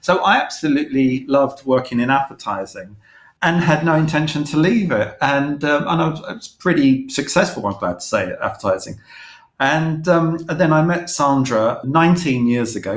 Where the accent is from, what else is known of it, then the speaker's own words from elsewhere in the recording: London, United Kingdom; I grew up in East London